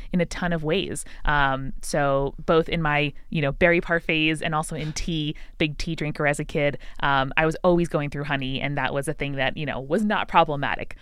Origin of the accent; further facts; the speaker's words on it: Long Island, New York, United States; I grew up in Long Island, uh, a suburb of New York City